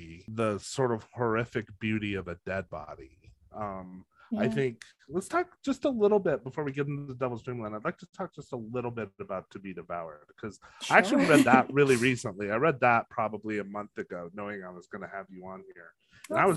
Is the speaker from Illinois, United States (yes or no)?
no; New Mexico, United States; I grew up in New Mexico